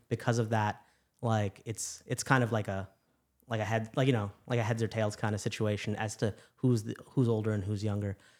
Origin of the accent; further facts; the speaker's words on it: Chicago, Illinois, United States; moved away as an adult; also born or lived in New York City / Louisiana; I'm originally from Chicago